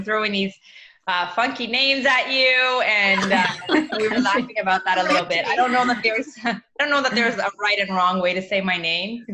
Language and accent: English; Canada; also born or lived in Mozambique; I was raised in Canada